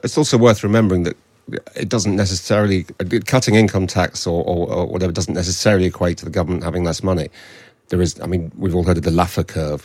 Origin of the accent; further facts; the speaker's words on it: Hull, Yorkshire and the Humber, United Kingdom; I'm from Hull right up the coast into into Teesside